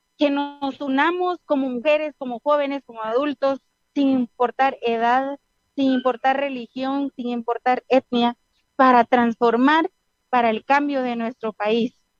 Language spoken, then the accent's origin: Spanish; Guatemala; somos el futuro de Guatemala